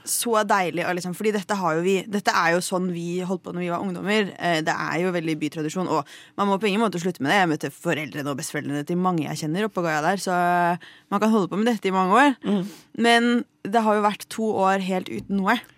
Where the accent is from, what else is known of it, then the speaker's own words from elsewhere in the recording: Lillehammer, Innlandet, Norway; jeg er jo fra Lillehammer